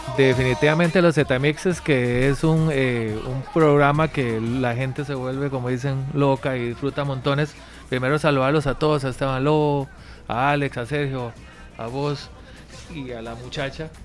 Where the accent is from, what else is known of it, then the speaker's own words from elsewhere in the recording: Costa Rica; las raíces de nosotros como costarricenses